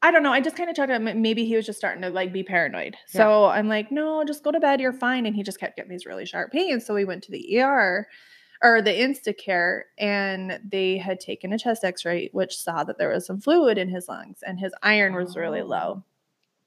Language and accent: English; Murray, Utah, United States; I grew up in Murray as well, but I just didn't go to Murray High. I ended up going to Jordan